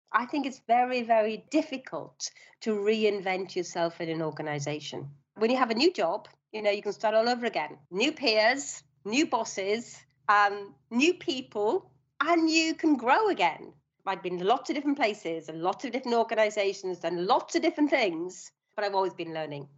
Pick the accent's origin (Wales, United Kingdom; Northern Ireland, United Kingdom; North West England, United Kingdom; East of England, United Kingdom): Wales, United Kingdom; Swansea; moved away as an adult; also born or lived in London; I was born in Swansea in South Wales.